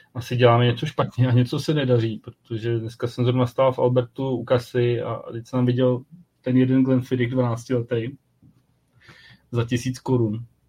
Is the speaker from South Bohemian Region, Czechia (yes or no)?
yes; South Bohemian Region, Czechia; já jsem z Jihu Čech